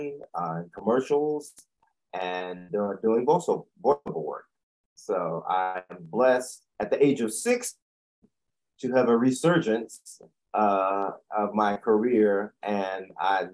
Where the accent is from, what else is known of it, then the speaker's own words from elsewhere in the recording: Chapel Hill, North Carolina, United States; moved away as an adult; also born or lived in Washington, D.C. / New York; I'm originally from Chapel Hill, North Carolina. Born and raised